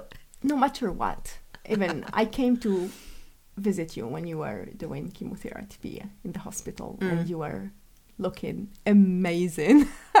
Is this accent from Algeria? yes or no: yes; Algeria; I came from Algeria and you embraced me and my family and you flooded us with love and acceptance.